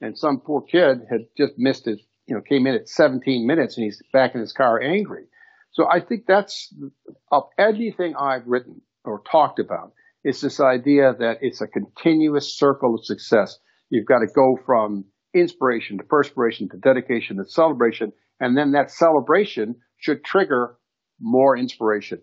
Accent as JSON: {"language": "English", "town": "Chicago", "region": "Illinois", "country": "United States", "tie": "born or raised there", "said": "I grew up in Chicago"}